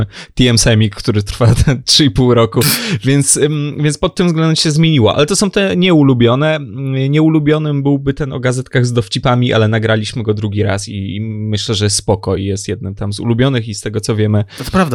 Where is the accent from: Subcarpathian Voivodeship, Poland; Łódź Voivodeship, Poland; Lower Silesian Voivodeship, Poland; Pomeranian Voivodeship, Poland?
Lower Silesian Voivodeship, Poland; jestem z Dolnego Śląska